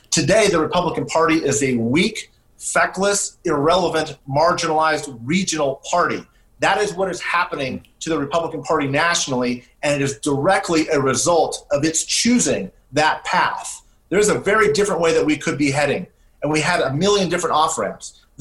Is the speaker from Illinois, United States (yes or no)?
no; California, United States; I'm from California.